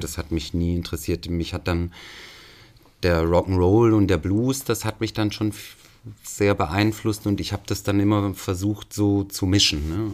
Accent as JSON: {"language": "German", "region": "Swabia", "country": "Germany", "tie": "born or raised there", "said": "mein Vater äh, äh, ist auch gebürtiger Schwabe"}